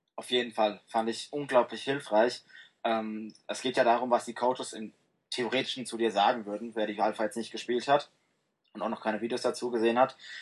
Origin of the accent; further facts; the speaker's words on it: Frankfurt am Main, Hesse, Germany; Ich äh, komme aus dem wunderschönen Frankfurt am Main in Hessen.